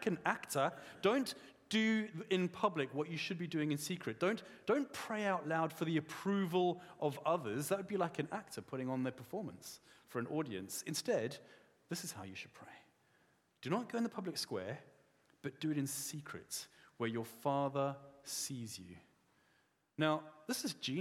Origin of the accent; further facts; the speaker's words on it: South Africa; I'm a South African man